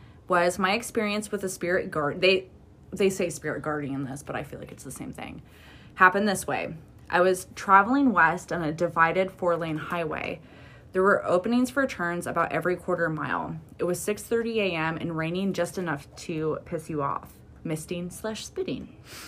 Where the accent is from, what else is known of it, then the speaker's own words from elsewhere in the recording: East Midlands, United Kingdom; accent: Derbyshire; It's because I'm talking my accent.